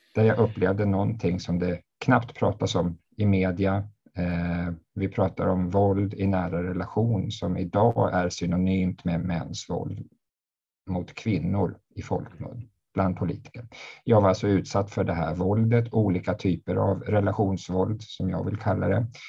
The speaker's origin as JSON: {"language": "Swedish", "town": "Uppsala", "region": "Uppsala County", "country": "Sweden", "said": "jag är en man från Uppsala"}